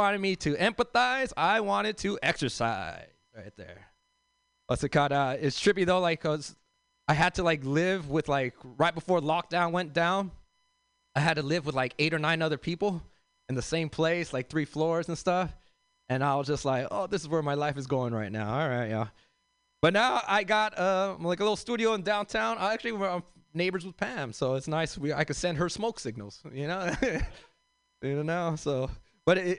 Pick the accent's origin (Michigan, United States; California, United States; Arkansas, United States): California, United States; Los Angeles; I grew up in South Central L.A.